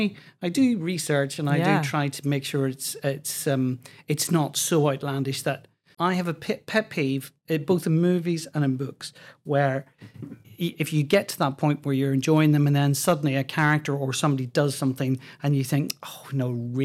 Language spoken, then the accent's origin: English; Belfast, Northern Ireland, United Kingdom; I'm from Belfast.